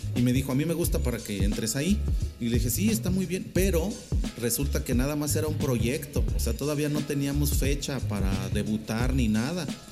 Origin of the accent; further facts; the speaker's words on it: San Luis Potosí, Mexico; also born or lived in Mexico City; soy orgullosamente potosino